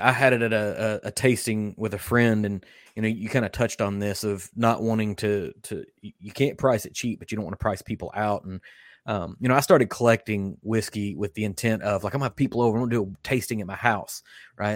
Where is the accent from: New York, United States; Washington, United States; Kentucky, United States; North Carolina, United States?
Kentucky, United States; I was born in Kentucky. I've been raised in Kentucky.